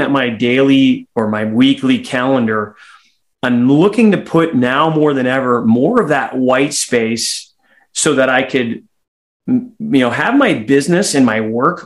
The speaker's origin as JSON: {"language": "English", "country": "Canada", "said": "as a Canadian"}